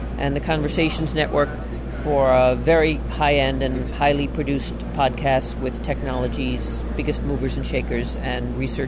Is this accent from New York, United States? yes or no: yes; Brooklyn, New York, United States; born there; also born or lived in Chicago; Well, I was born in Brooklyn, so this is what I really sound like.